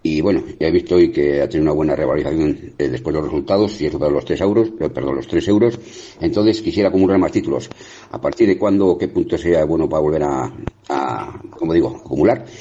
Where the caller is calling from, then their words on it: Navarre, Spain; Hola, buenas tardes, soy … desde Navarra.